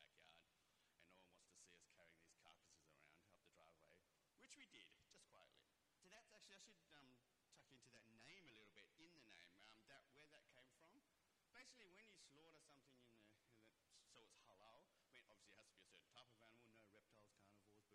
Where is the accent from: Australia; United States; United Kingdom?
Australia; Perth, Western Australia; Back in the 80s in Perth when I was a kid growing up